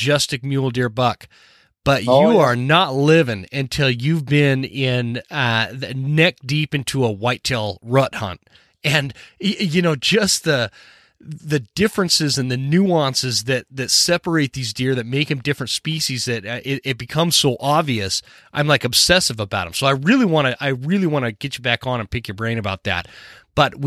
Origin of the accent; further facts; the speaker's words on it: Utah, United States; moved away as an adult; I grew up in Utah